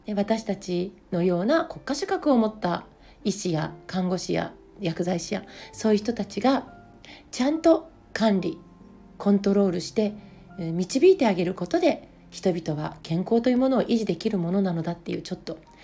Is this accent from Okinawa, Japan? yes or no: no; Hofu, Yamaguchi, Japan; also born or lived in Fukui Prefecture; now in Niigata, Japan; 福井県武府市で生まれて、えー、山口県防府市で育ちました今は新潟県に住んでいます